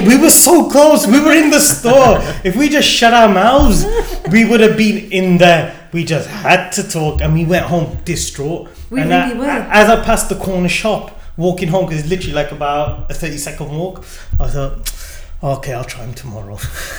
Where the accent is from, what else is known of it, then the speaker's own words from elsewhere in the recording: India; And then immediately in our head, it was like, we're Indian.